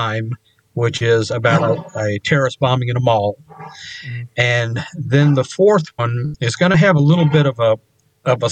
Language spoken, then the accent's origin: English; Baton Rouge, Louisiana, United States; moved away as an adult; also born or lived in Fort Wayne, Indiana; I grew up in Baton Rouge, Louisiana